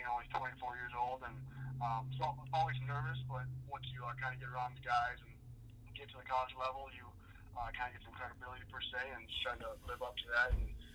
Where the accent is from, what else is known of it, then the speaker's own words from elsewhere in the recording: Prior Lake, Minnesota, United States; also born or lived in Mankato, Minnesota; I'm from Prior Lake, Minnesota. It's probably 15, 20 minutes from the Minneapolis area. I went to Prior Lake High School.